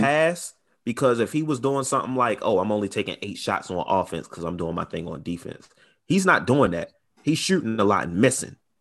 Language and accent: English; Baltimore, Maryland, United States; I'm from Baltimore.